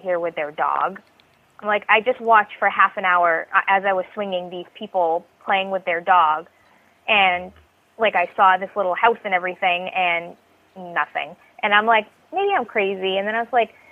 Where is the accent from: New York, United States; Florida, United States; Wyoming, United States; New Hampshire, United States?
New Hampshire, United States; Somersworth; I grew up in Somersworth, New Hampshire